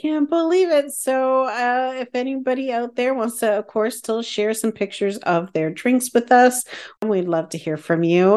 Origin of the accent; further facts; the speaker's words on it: Canada; as a Canadian